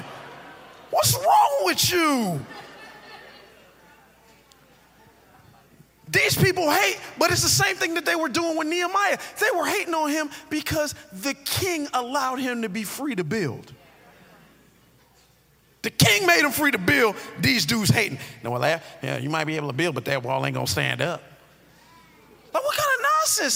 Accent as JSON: {"language": "English", "town": "Miami Gardens", "region": "Florida", "country": "United States", "said": "I'm from Carroll City"}